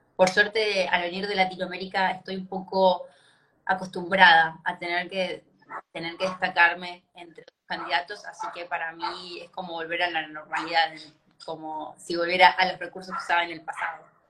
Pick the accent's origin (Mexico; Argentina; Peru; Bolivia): Argentina; moved away as an adult; also born or lived in Italy / New Zealand / Australia; now in Germany; yo estoy viviendo en Alemania hace cuatro años, pero soy argentina